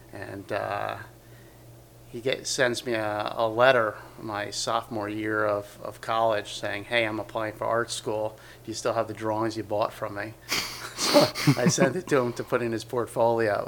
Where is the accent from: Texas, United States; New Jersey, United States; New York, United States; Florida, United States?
New Jersey, United States; West Milford; I grew up in uh, West Milford, New Jersey, which is uh, northern part of New Jersey